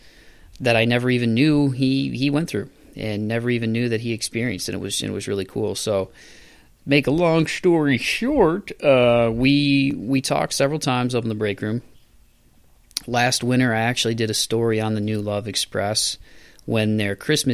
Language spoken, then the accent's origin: English; Toledo, Ohio, United States; my hometown where I grew up in Toledo